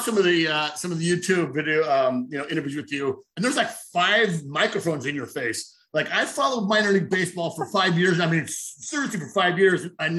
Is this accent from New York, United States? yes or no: no; San Diego, California, United States; so I'm from San Diego, but my brother and my dad live out outside of Nashville